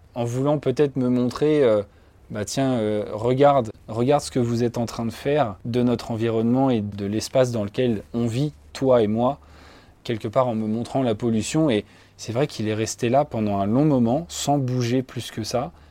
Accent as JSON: {"language": "French", "area": "village about 30 km south of Orléans", "region": "Centre-Val de Loire", "country": "France", "tie": "born or raised there", "said": "je suis originaire du département du Loiret, euh, donc j'ai grandi à 30 km à peu près au sud d'Orléans, dans un petit village"}